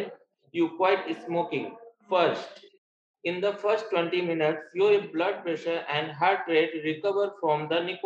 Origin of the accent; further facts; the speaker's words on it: Jaunpur, Uttar Pradesh, India; I'm from Jaunpur, UP